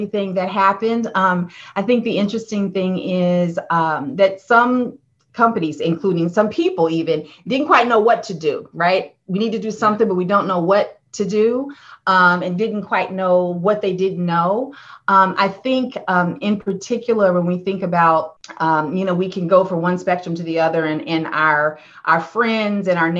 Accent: Indiana, United States; also born or lived in Ohio; I grew up in the Midwest in Indiana

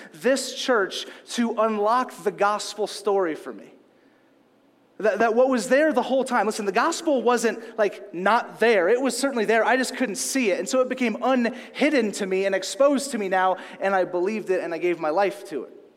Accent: Louisiana, United States; moved away; also born or lived in California; I grew up in Louisiana

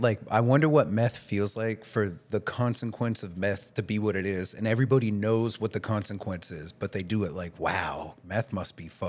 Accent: D.C. area, Maryland, United States; moved away; I grew up in the Maryland, you know, D.C. area as well.

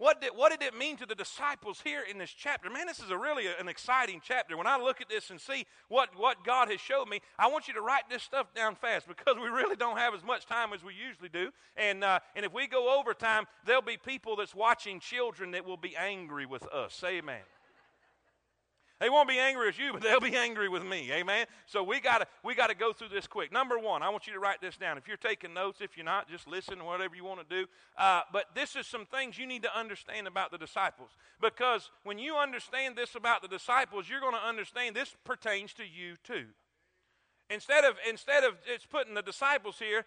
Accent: South Florida, United States; moved away; also born or lived in South Carolina; I grew up in South Florida with coconuts, crab legs, and palm trees

